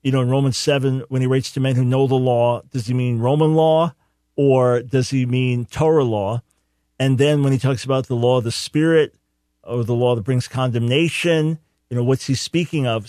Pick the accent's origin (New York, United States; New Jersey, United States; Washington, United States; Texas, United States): New York, United States; Island Park; I grew up in Island Park, not far from there, right next to Long okay, Beach.